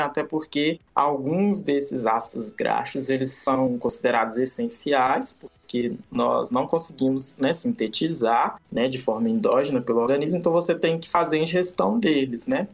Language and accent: Portuguese; Minas Gerais, Brazil; lá da minha região, em Minas